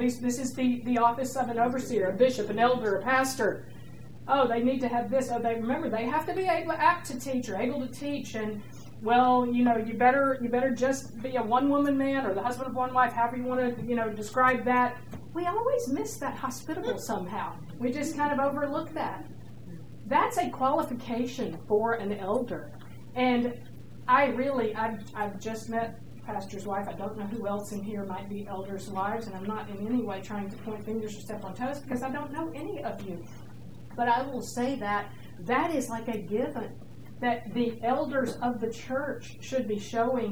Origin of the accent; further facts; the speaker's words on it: Georgia, United States; now in New York, United States; I'm from Georgia